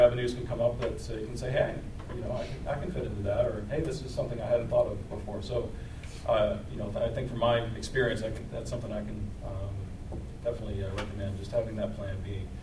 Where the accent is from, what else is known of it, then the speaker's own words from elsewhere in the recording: Lexington, Kentucky, United States; I'm from Lexington originally